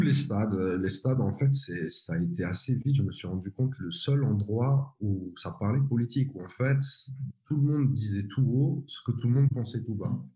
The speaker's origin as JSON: {"language": "French", "country": "Switzerland", "said": "je suis de Suisse"}